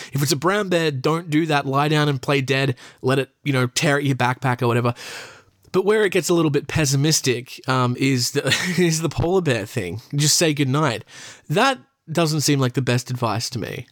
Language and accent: English; Australia; I'm from Australia